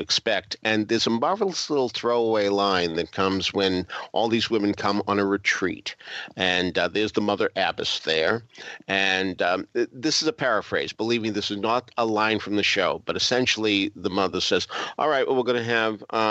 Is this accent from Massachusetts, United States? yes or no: yes; Boston, Massachusetts, United States; moved away; also born or lived in Baltimore; I grew up in Boston